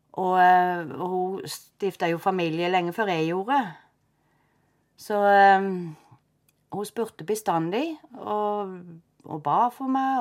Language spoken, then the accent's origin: Norwegian; Froland, Agder, Norway; jeg er født og oppvokst i Froland